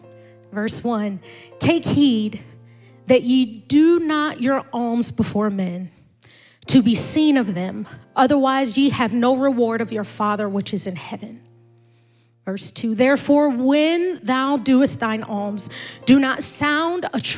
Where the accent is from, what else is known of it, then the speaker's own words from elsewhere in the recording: Maryland, United States; moved away; also born or lived in Indianapolis; spiritually born and raised in Maryland